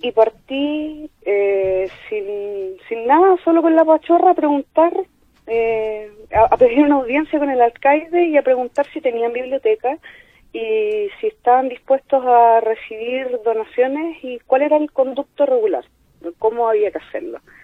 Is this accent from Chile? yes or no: yes; Concepción, Biobío, Chile; moved away as an adult; now in Chillán, Chile; Yo soy de Conce, pero estoy viviendo en Chillán por trabajo.